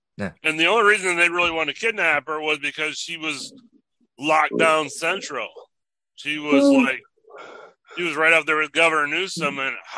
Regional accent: Michigan, United States; So back to Michigan, my home state.

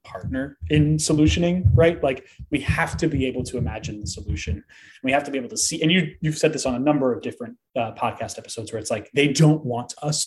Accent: United States; I am an American

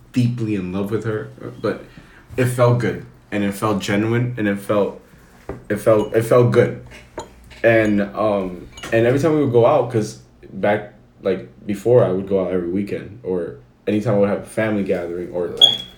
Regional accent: Bronx, New York, United States; I'm from the South Bronx.

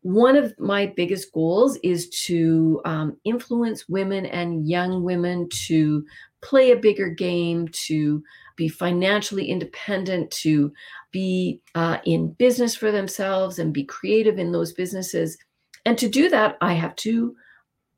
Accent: Winnipeg, Manitoba, Canada; also born or lived in Vancouver; I grew up in Winnipeg in St. Vital

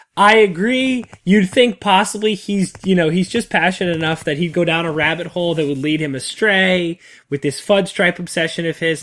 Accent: New England, United States; the beaches I grew up on in the New England area

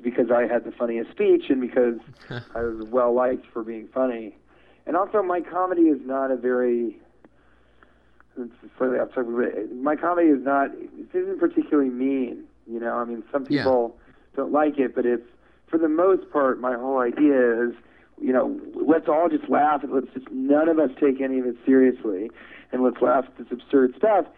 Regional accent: Denver, Colorado, United States; moved away; also born or lived in Washington, D.C. / Chicago; I'm from Denver, Colorado

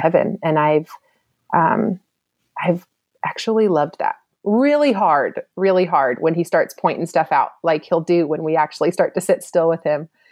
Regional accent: East Cobb, Georgia, United States; also born or lived in Louisiana; I grew up in East Cobb as well at Lassiter

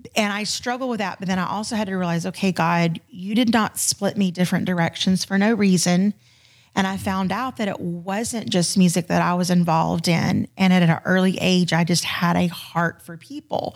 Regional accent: Florida, United States; moved away as an adult; now in Houston, United States; I'm originally a Florida girl. So I was born and raised in Florida and we moved out to Houston, um, in October of twenty fourteen.

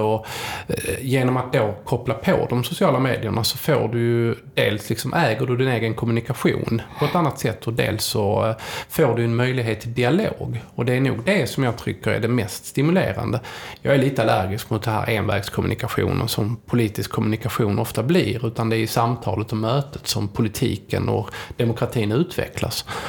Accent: Helsingborg, Skåne, Sweden; jag är från Helsingborg

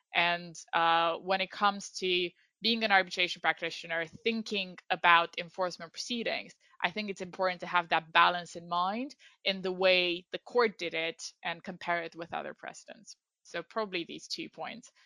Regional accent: Iași, Iași County, Romania; moved away as an adult; also born or lived in London, United Kingdom; now in United Kingdom; I am from Romania, from a city called Iași

